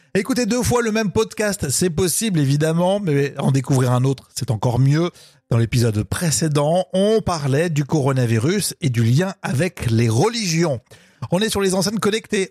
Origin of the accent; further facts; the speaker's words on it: France; chez nous en Europe et en France